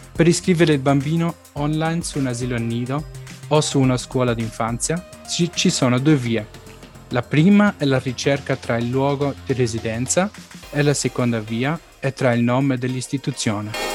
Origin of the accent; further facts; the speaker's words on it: Stuttgart, Baden-Württemberg, Germany; sono nato e cresciuto a Stoccarda